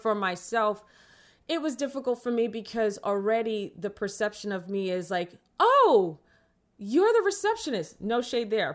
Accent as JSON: {"language": "English", "town": "New York City", "region": "New York", "country": "United States", "tie": "born or raised there", "said": "I grew up in the Bronx"}